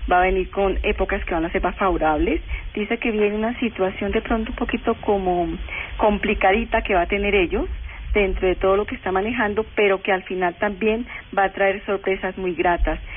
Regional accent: Colombia; obviamente como colombianos tenemos que hacerle mucha fuerza a Colombia

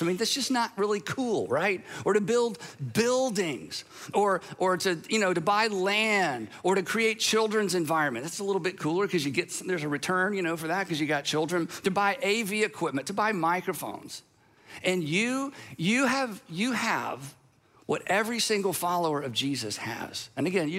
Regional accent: United States; I'm an American.

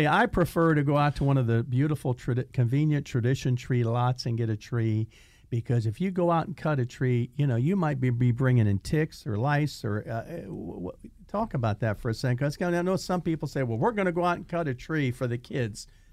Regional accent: Indiana, United States; I'm from Indiana, and when I was a little boy, of course, we're talking about, like, sixty years ago, okay, when I was a little boy, in Indiana

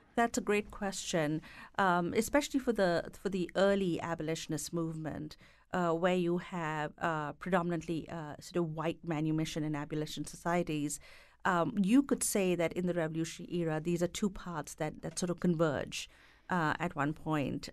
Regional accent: India; moved away; having grown up and being educated in India

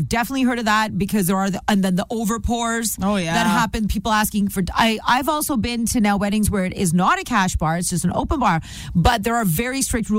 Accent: India; I'm Indian.

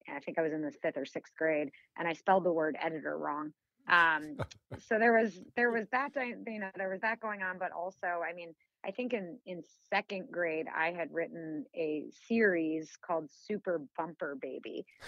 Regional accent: Illinois, United States; I grew up in a suburb of Chicago. Haven't lived there in ages, but I still have family in the suburb that I grew up in, so I'm still back there pretty often.

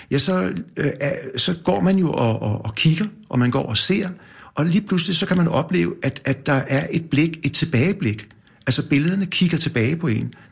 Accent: Copenhagen, Capital Region of Denmark, Denmark; Jeg, jeg, jeg er født ude i Valby, i Valby? Ja, og der boede vi ude, tror jeg, nogle, kun øh, to år eller nogle år. Og så flyttede vi ind til noget, der hedder Torsgade inde på Nørrebro.

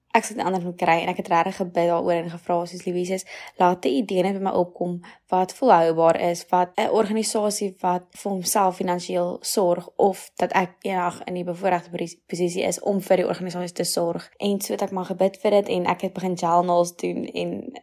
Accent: Stellenbosch, Western Cape, South Africa; ek kom van Stellenbosch

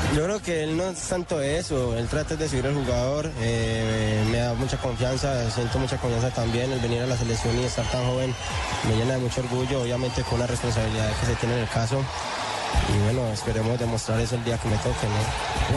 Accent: Colombia; como colombianos que somos y como sentimos nuestra patria

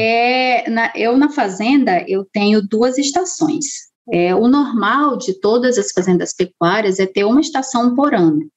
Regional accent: Boa Vista, Roraima, Brazil; eu sou de Roraima, né? Sou da capital de Boa Vista

